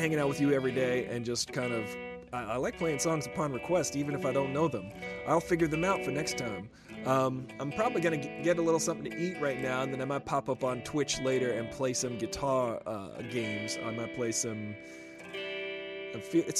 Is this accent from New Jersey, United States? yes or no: no; Long Island, New York, United States; I grew up on Long Island, which is, you know, outside of that area